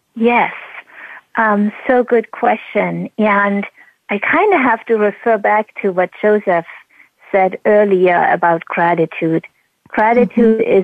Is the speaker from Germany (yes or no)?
yes; East Germany, Germany; moved away; growing up in East Germany under oppression